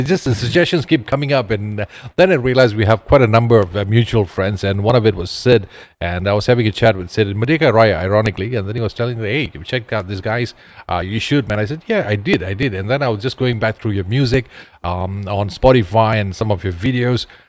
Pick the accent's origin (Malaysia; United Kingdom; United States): Malaysia; Ipoh, Perak; my hometown, Ipoh